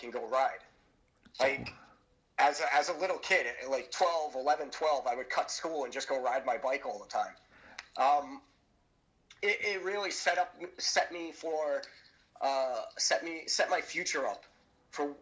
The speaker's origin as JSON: {"language": "English", "town": "New York City", "region": "New York", "country": "United States", "tie": "born or raised there", "moved": "yes", "said": "I'm from Brooklyn, New York, originally. I grew up there"}